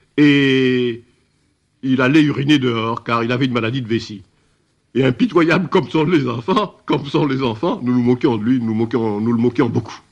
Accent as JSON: {"language": "French", "town": "Bordeaux", "region": "Nouvelle-Aquitaine", "country": "France", "tie": "born or raised there", "also_born_or_lived": "Fort-de-France, Martinique", "moved": "as an adult", "lives_now": "Paris, France", "said": "J'ai été élevé à Bordeaux"}